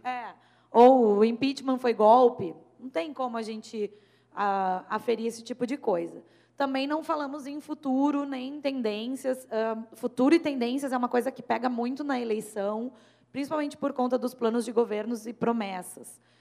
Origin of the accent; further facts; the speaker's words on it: Rio Grande do Sul, Brazil; eu sou gaúcha